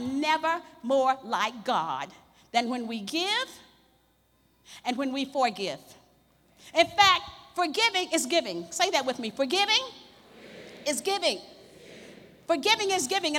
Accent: the South, United States; grew up in the South

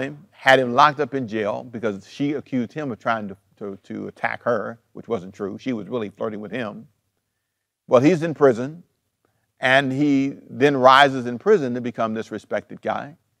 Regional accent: Savannah, Georgia, United States; moved away as an adult; also born or lived in Los Angeles, California; I was born in Savannah, Georgia.

